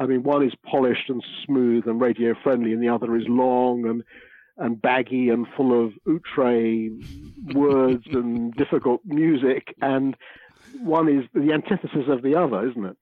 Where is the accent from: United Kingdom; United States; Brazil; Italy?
United Kingdom; London; born or raised there